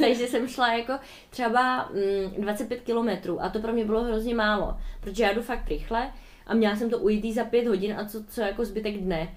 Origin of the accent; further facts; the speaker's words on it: Czechia; od nás z republiky